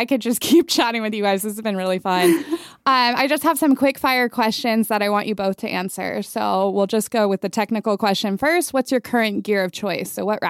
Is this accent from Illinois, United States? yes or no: no; Manhattan Beach, California, United States; I grew up in Manhattan Beach